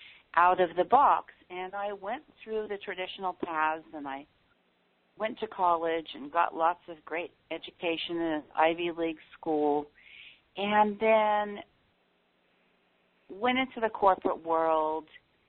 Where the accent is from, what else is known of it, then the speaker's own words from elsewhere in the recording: Tokyo, Japan; because I grew up in Tokyo, Japan.